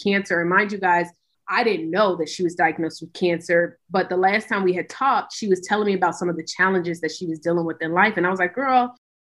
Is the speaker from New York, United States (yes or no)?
no; Hampton, Virginia, United States; I'm originally from Virginia. Hampton, Virginia is where I started my journey to entrepreneurship